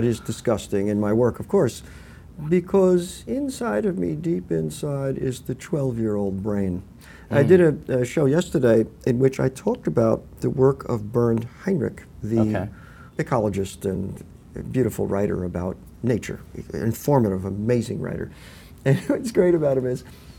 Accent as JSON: {"language": "English", "area": "Westchester County", "region": "New York", "country": "United States", "tie": "born or raised there", "moved": "as an adult", "lives_now": "California, United States", "said": "I grew up in Westchester in a housing development with woods out back"}